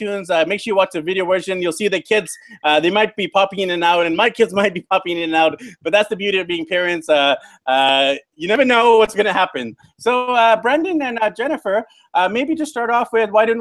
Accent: Vancouver, British Columbia, Canada; I'm from Vancouver, BC, Canada originally

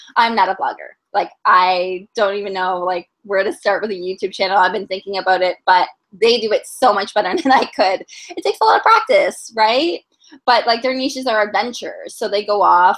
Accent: Toronto, Ontario, Canada; I am from Toronto, born and raised.

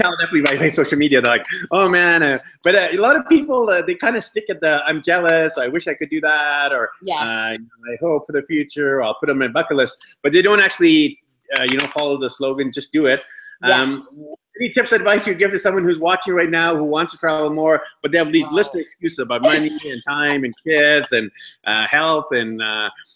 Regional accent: Canada; I'm actually Indian descent, born in Canada

